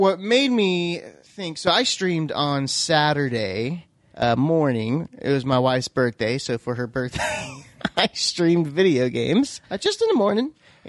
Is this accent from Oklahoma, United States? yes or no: yes; Oklahoma, United States; But, come on, we're from Oklahoma, so you gotta.